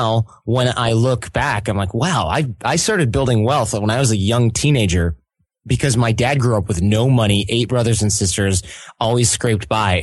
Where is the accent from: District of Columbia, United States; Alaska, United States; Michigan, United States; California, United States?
Michigan, United States; Detroit; we're from Detroit